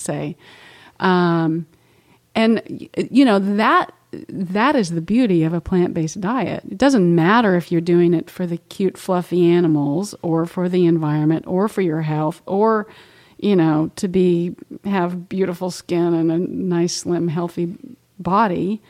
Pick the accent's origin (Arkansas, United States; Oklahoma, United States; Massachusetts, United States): Oklahoma, United States; moved away; I grew up in Oklahoma and was, we raised cows and pigs and had our own milk